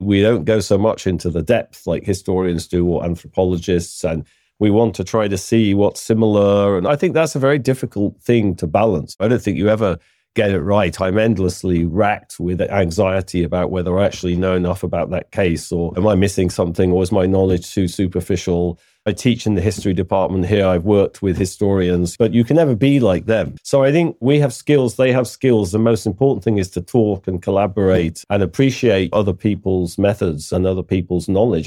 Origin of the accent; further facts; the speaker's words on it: United Kingdom; I'm British